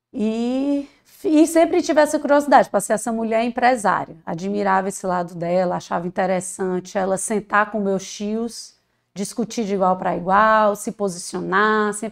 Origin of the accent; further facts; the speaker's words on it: Fortaleza, Ceará, Brazil; É, nasci aqui em Fortaleza, sou cearense, fortalezense, com muito orgulho, amo a nossa cidade.